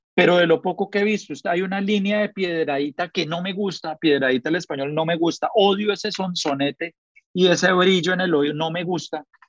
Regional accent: Colombia; así somos los colombianos

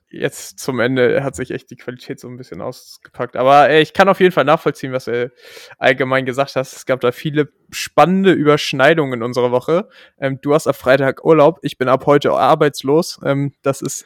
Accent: Germany; als Deutscher

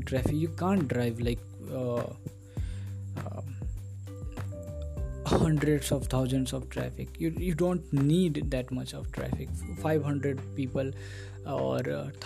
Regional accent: India; English is a second language; I am from India

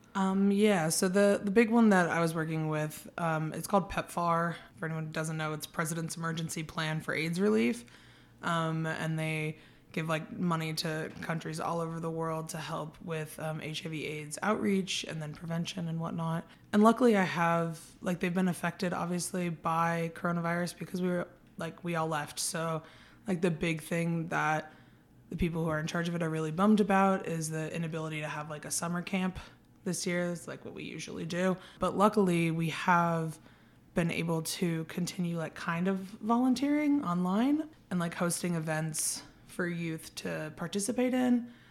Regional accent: San Diego, California, United States; moved away as an adult; now in Prescott, United States; I'm from San Diego, so kind of like a really big city

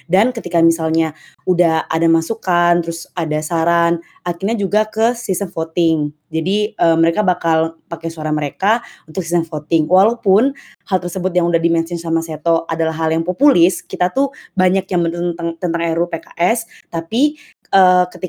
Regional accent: Bengkulu, Indonesia; oh ya btw gue dari Bengkulu

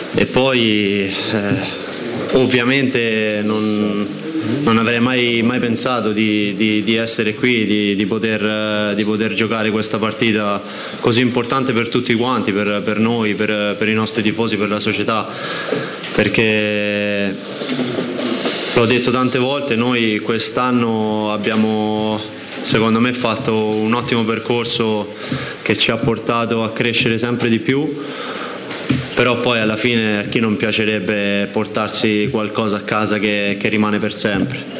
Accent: Rome, Lazio, Italy; sono nato a Roma

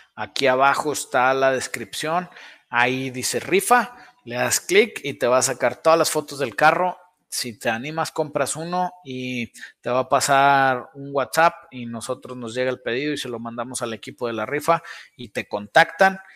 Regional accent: Saltillo, Coahuila, Mexico; De aquí de Saltillo, Alfa RTX, aquí está el taller

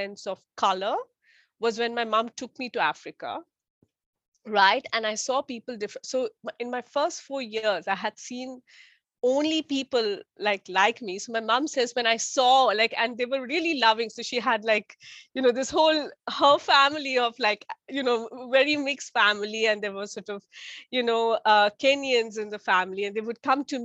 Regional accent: Bangalore, Karnataka, India; moved away as an adult; also born or lived in Calcutta, India; now in London, United Kingdom; I grew up in South India, in a city called Bangalore

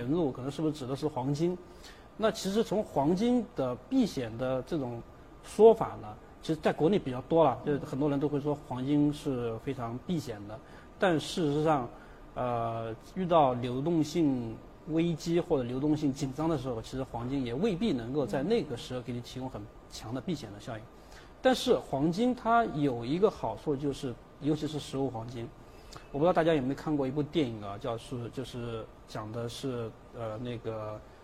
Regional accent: China; 我们中国人

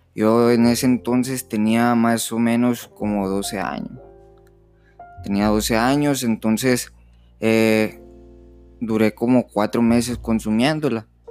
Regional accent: Nogales, Sonora, Mexico; soy de Nogales, Sonora

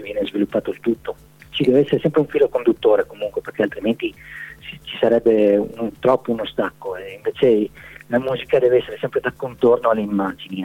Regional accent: Maniago, Friuli-Venezia Giulia, Italy; io sono di Maniago

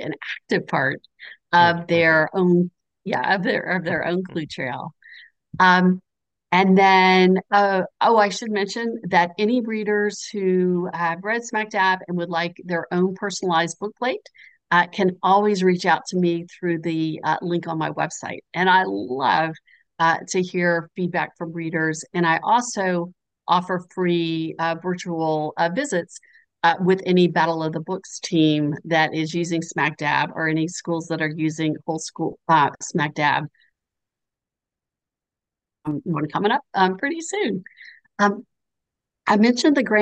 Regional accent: the South, United States; as a Southerner

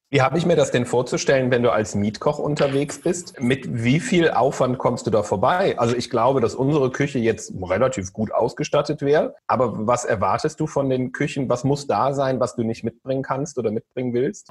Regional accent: Solingen, North Rhine-Westphalia, Germany; Ich komme ja aus Solingen, aus dem Bergischen Land, da isst man Grünkohl

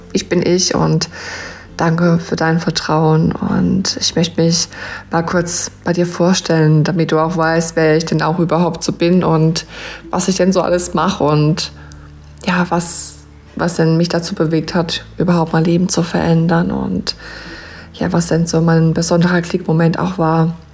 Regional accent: Rhineland-Palatinate, Germany; accent: Pfälzisch; von Herzen bin ich eine Pfälzerin. Also ich wohne in der schönen Südpfalz-Gegend

